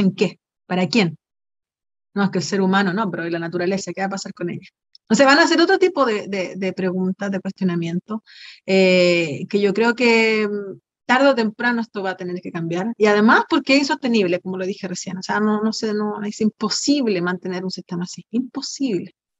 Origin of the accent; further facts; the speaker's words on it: Antofagasta, Chile; moved away; yo soy de Antofagasta también, volví a Antofagasta